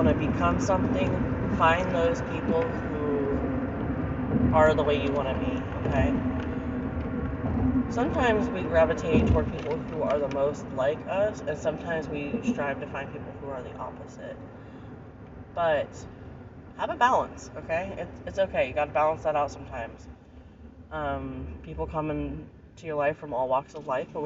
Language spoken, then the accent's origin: English; Florida, United States; moved away as an adult; now in Mississippi, United States; I've lived in Florida my whole entire existence up until 8 years ago when I moved up to Mississippi